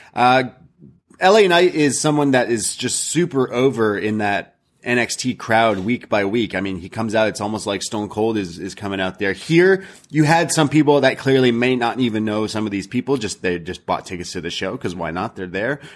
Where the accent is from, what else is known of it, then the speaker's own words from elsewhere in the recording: Canada; I'm Canadian.